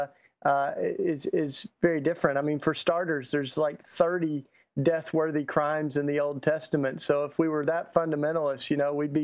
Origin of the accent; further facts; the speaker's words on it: Tennessee, United States; accent: Southern; I'm Southern, so I just get that out, you know, from the get-go. I grew up in Tennessee